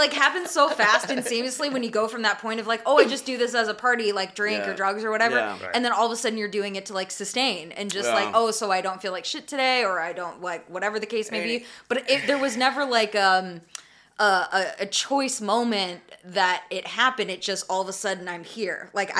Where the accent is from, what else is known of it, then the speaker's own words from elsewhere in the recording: Arizona, United States; moved away; I grew up in Arizona